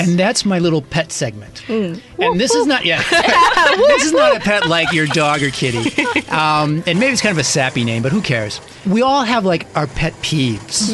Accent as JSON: {"language": "English", "country": "United States", "said": "I'm from the States"}